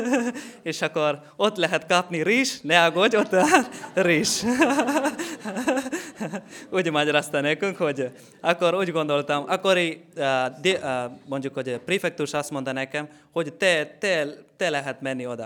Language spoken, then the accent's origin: Hungarian; Kerala, India; Hungarian is a second language; moved away as an adult; now in Hungary; Indiából vagyok